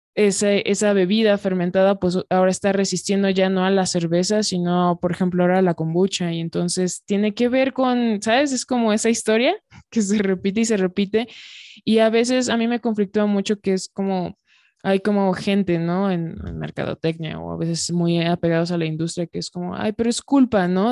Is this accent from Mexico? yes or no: yes; Mexico